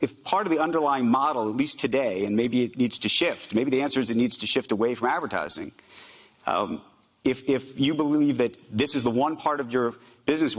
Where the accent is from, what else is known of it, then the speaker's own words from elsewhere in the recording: United States; I'm an American Jew